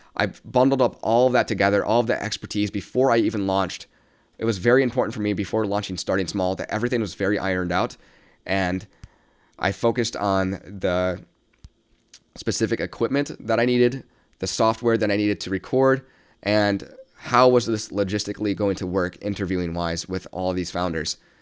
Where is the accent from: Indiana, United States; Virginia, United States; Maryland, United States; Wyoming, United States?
Indiana, United States; South Bend; born and raised in South Bend, Indiana, still reside here currently